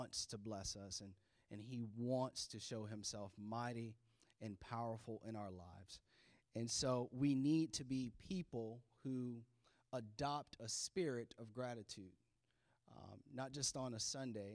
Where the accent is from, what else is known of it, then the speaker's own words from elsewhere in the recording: Florida, United States; now in Maryland, United States; this is our home now, but we're from Florida